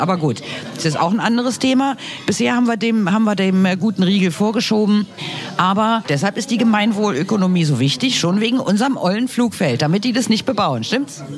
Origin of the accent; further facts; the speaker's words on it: Berlin, Germany; Wir als Berliner